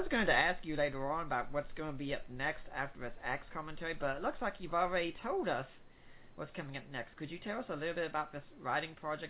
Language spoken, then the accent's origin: English; United States; I grew up here in America and I've been an American citizen all my life.